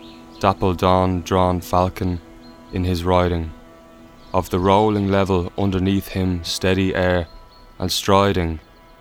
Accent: Ireland; We're an Irish band

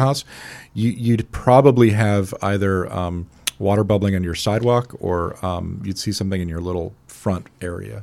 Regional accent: Scotland, United Kingdom; moved away; I was growing up in Scotland

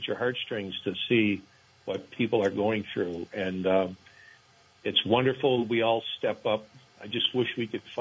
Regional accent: Vermont, United States; a person born and raised in Vermont

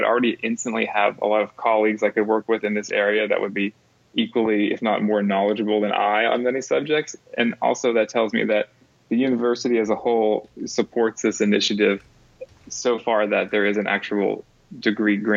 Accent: Pittsburgh, Pennsylvania, United States; also born or lived in Dallas; now in Berea, United States; I'm originally from Pittsburgh, which is about 2 hours away from there

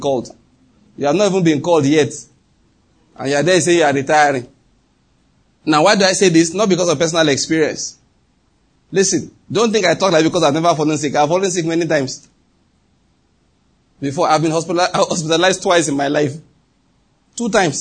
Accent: Nigeria; I'm a Nigerian.

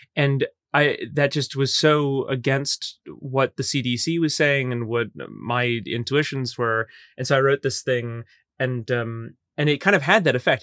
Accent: Metairie, Louisiana, United States; moved away as an adult; now in Los Angeles, United States; I grew up in Old Metairie

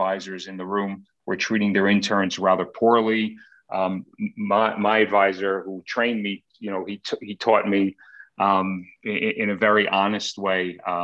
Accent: Queens, Long Island, New York, United States; I grew up in Queens, and then we moved to Long Island when I was about 12 years old. So spent most of my childhood in Long Island

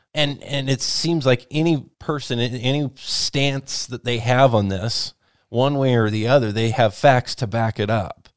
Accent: Whatcom County, Washington, United States; the community where I grew up in Watcom County

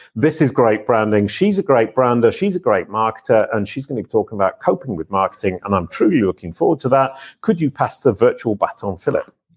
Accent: England, United Kingdom; I'm English

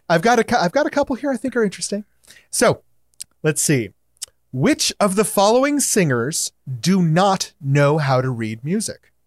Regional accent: Hawaii, United States; I'm native Hawaiian

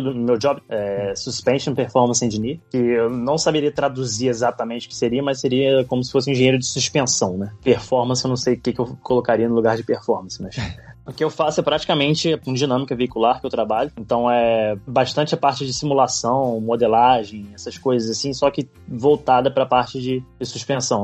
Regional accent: Niterói, Rio de Janeiro, Brazil; moved away as an adult; now in Oxford, United Kingdom; nasci em Niterói, no Rio de Janeiro

